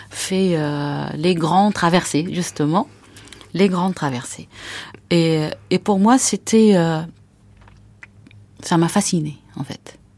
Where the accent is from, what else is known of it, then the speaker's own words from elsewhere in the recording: Acre, Northern District, Israel; moved away as an adult; now in France; je suis née à Saint-Jean d'Acre. Et à l'époque, euh, on n'était pas loin de, la mer, on était dans la vieille ville